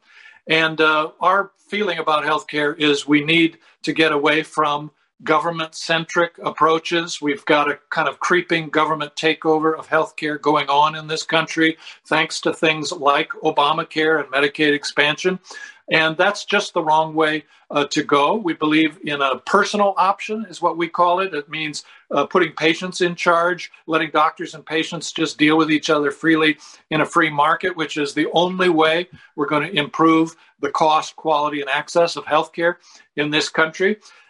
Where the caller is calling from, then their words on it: Sarasota, Florida, United States; I'm calling you from Sarasota, Florida.